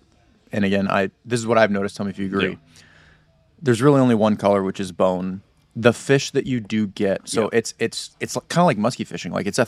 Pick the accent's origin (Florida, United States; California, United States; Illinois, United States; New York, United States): Florida, United States; And I grew up fishing in the Intercoastal.